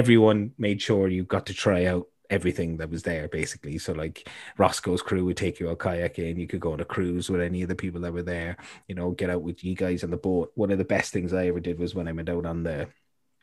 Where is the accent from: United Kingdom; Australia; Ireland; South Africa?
Ireland; Cobh, Munster; moved away; My hometown in Ireland, the Cove